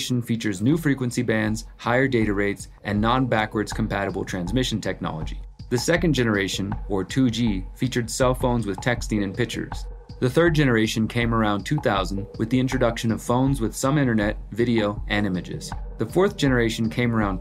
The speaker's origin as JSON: {"language": "English", "town": "Houston", "region": "Texas", "country": "United States", "tie": "born or raised there", "said": "my hometown of Houston, Texas"}